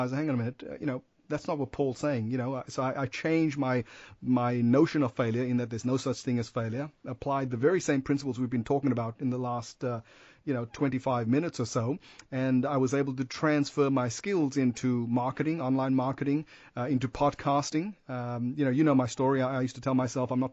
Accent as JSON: {"language": "English", "town": "Perth", "region": "Western Australia", "country": "Australia", "said": "I'm from Perth"}